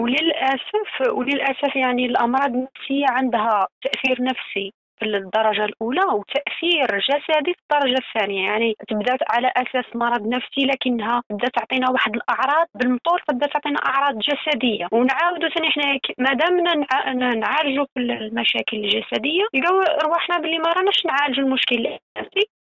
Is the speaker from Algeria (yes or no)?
yes; Algeria; عندنا في الجزائر